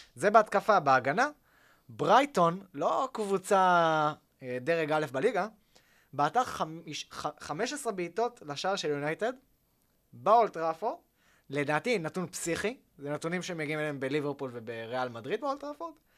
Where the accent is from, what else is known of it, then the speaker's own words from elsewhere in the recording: Tel Aviv, Tel Aviv District, Israel; אני יליד העיר תל אביב